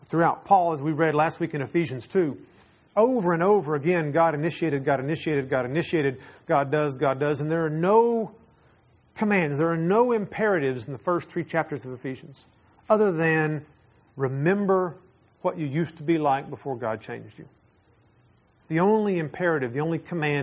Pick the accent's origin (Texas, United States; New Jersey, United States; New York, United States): Texas, United States; I'm from Texas